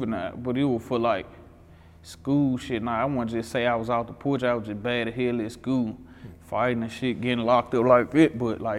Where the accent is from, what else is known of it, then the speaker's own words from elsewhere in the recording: Memphis, Tennessee, United States; I grew up in Whitehaven, but my mama, like, she all over. Mm-hmm. My mama was South Memphis, Raleigh, like, she was everywhere